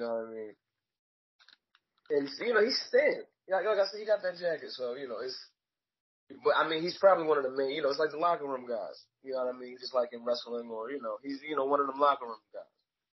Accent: Philadelphia, Pennsylvania, United States; growing up in Philly

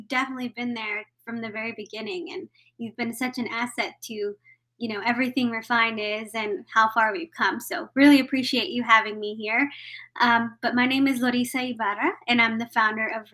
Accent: Texas, United States; I'm primarily, like you mentioned, from Texas, born and raised

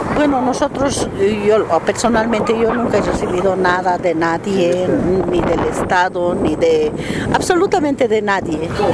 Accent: Bolivia; como boliviana

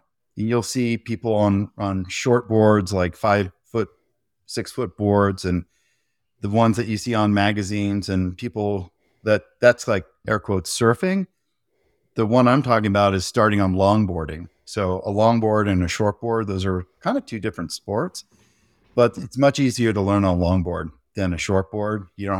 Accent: Santa Cruz, California, United States; also born or lived in San Francisco; I grew up surfing in Santa Cruz and San Francisco, and you have to have a wetsuit and think about sharks more than you want to.

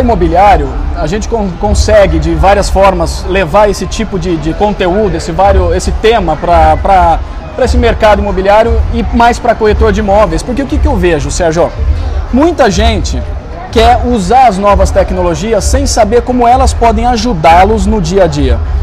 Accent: Campinas, São Paulo, Brazil; now in São Paulo, Brazil; Eu sou de Campinas, mas moro em São Paulo hoje.

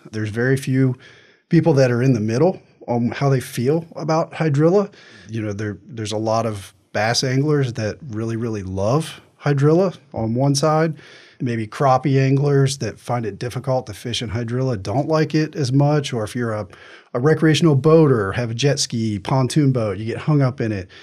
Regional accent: Virginia, United States; moved away as an adult; now in Florida, United States; grew up fishing on the Potomac River. I'm from Virginia.

